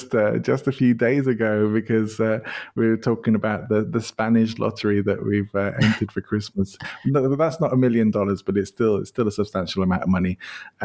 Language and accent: English; England, United Kingdom; now in Spain; my favorite place probably has to be my home country, even though I did move to live in Spain, but I do still love going back to England.